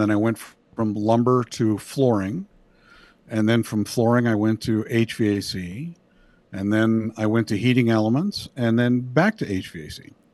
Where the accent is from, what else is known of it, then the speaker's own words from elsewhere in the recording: Indiana, United States; now in Moore, United States; I grew up in Indiana and escaped as quickly as I could.